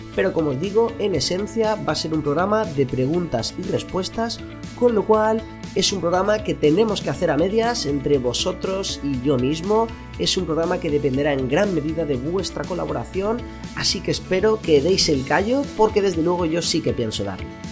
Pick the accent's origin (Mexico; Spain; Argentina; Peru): Spain; Elche, Valencian Community; moved away as an adult; now in Barcelona, Spain; yo soy de Elche